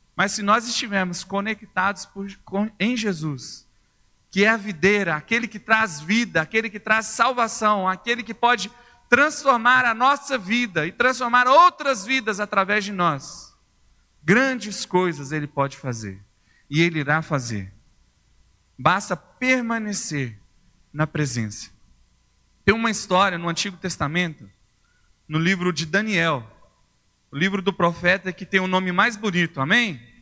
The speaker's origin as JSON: {"language": "Portuguese", "town": "Uberlândia", "region": "Minas Gerais", "country": "Brazil", "moved": "as an adult", "lives_now": "Belo Horizonte, Brazil", "said": "Sou de Uberlândia, no Triângulo Mineiro, Uberlândia."}